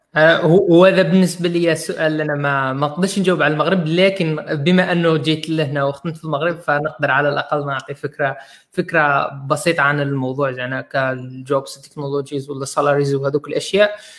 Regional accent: Algeria; احنا عندنا في الجزائر

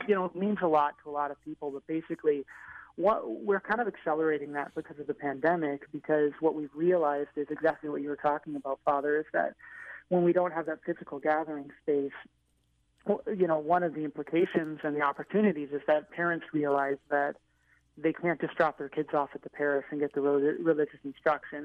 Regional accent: Seattle, Washington, United States; moved away as an adult; now in Chicago, United States; I'm from Seattle, Washington

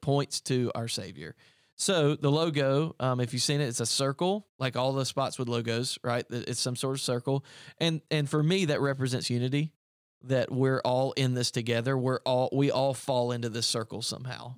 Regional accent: upstate South Carolina, United States; moved away as an adult; also born or lived in Greenville, South Carolina; I came from Greenville, South Carolina. Um, I grew up in the upstate of South Carolina.

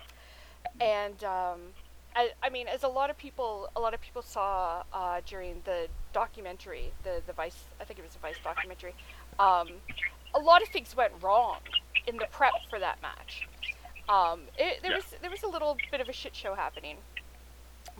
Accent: Canada; I am Canadian

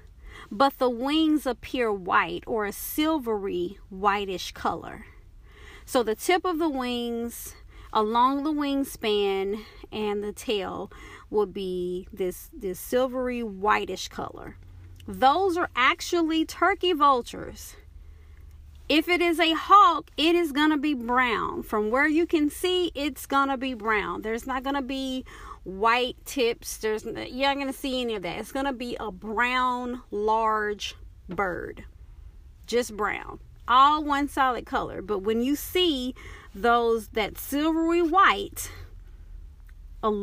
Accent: Dallas, Texas, United States; I'm from Dallas, Texas

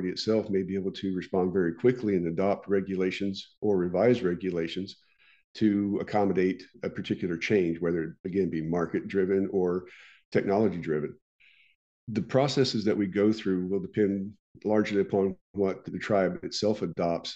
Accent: Oklahoma, United States; my home state of Oklahoma

